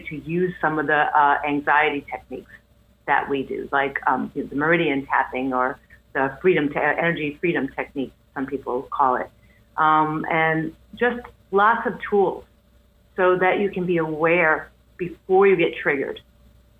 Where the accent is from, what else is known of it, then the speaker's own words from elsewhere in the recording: New York City, New York, United States; I'm from Queens